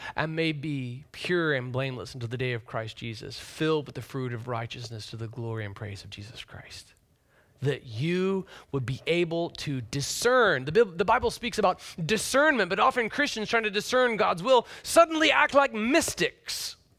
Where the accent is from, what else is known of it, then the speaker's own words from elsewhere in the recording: Deep South, United States; also born or lived in Orlando, Florida / Nashville, Tennessee; now in Seattle, United States; having been born and raised in the Deep South and then lived in the heavily diverse area of Orlando and metropolitan Nashville, now having come here